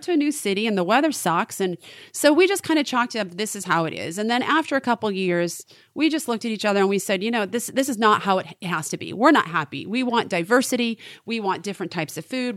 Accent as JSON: {"language": "English", "region": "Maine", "country": "United States", "tie": "born or raised there", "moved": "yes", "said": "I was raised in Maine."}